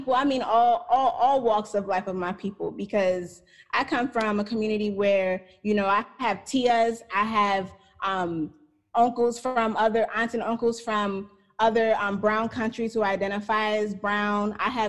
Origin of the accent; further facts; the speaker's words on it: New York, United States; moved away as an adult; now in Humboldt, United States; I'm from the East Coast, and I was used to seeing color. I'm from New York, you know, the big melting pot.